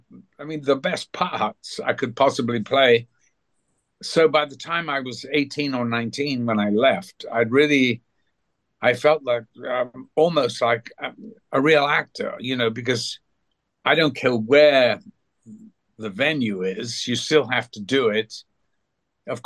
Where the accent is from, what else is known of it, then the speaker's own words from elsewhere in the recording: United Kingdom; moved away as an adult; now in California, United States; I haven't lived there for a long time